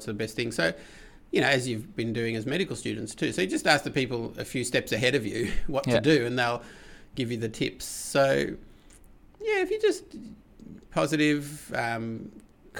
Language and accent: English; Melbourne, Victoria, Australia; also born or lived in Adelaide; I'm from Melbourne, but I went for 4 years to Adelaide train and came back to Melbourne.